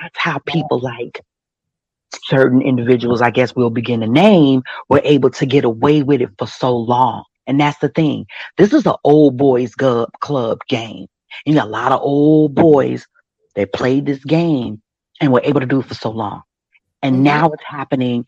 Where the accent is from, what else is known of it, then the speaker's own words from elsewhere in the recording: Chicago, Illinois, United States; I'm from Chicago